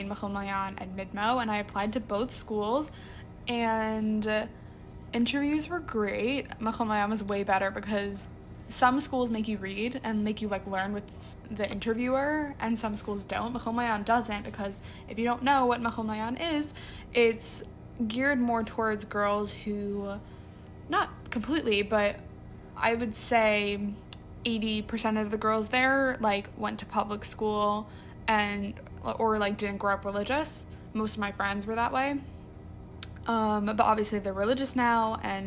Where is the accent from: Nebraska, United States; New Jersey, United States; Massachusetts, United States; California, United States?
New Jersey, United States; I'm from New Jersey, a very small town.